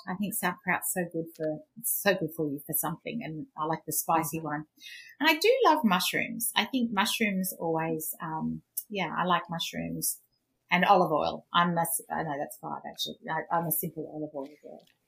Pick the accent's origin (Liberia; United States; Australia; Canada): Australia; Queensland; I grew up in Queensland